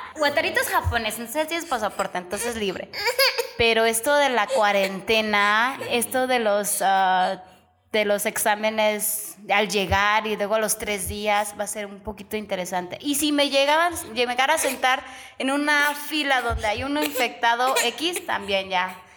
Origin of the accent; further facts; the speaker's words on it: Mexico; moved away as an adult; now in Japan; soy mexicana.